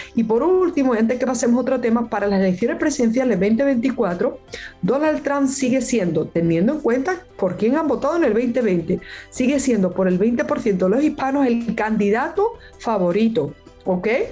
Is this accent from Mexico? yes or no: no; Spain; now in Miami, United States; yo que soy española